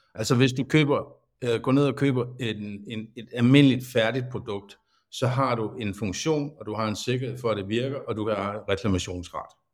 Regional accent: Svendborg, Southern Denmark, Denmark; født og opvokset her i Svendborg

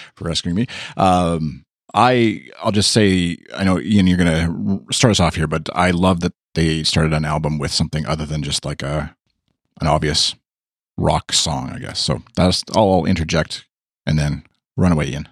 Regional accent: Canada; accent: Canadian; my Canadian accent

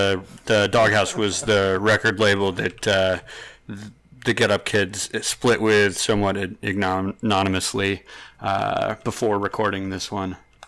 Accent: Syracuse, New York, United States; Oh, so I grew up in Syracuse, New York

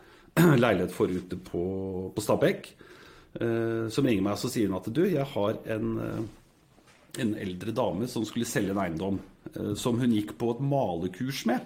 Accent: Singapore; now in Norway; Jeg vokste opp i Singapore, gikk på internasjonal skole der.

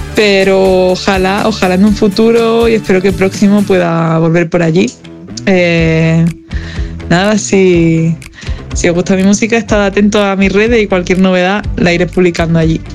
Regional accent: southern Spain, Spain; now in Madrid, Spain; sur de España, que de donde vengo

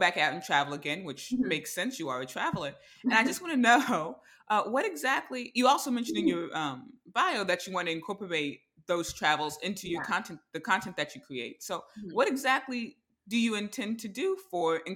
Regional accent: Tampa, Florida, United States; I'm from Tampa. I've lived here essentially all my life

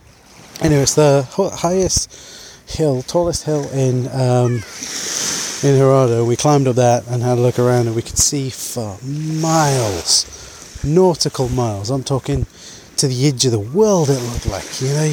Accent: United Kingdom; because we're British.

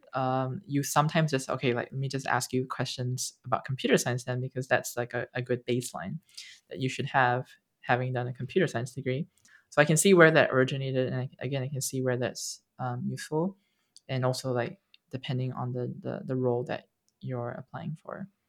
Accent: Singapore; I grew up, and I grew up in Singapore

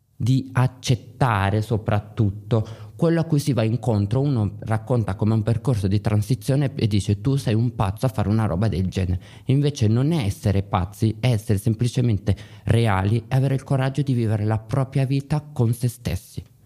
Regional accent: Milan, Lombardy, Italy; Io ad esempio sono di Milano

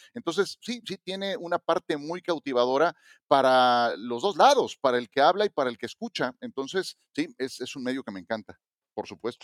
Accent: Mexico; como mexicano

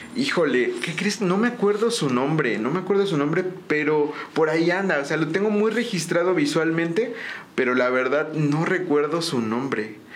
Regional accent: San Juan del Río, Querétaro, Mexico; Yo soy totalmente originario de aquí de San Juan del Río. Este, yo nazco en Querétaro, pero pues nada más fui a nacer allá.

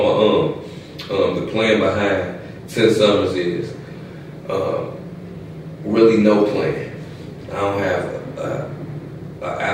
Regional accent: Chicago, Illinois, United States; moved away as an adult; now in Indianapolis, United States; I'm from Chicago, Illinois

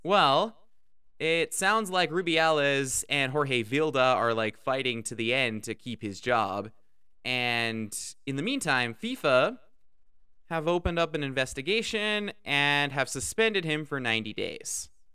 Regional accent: Canada; I'm Canadian

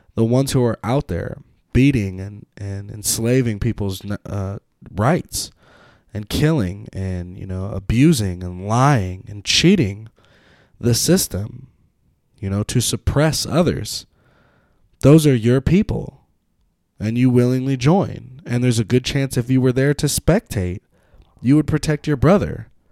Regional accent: Petaluma, California, United States; I grew up in Petaluma

